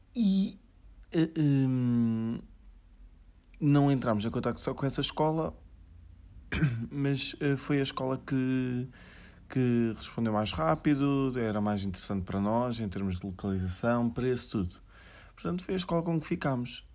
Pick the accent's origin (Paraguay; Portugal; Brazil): Portugal; Aveiro, Centro; sou de Aveiro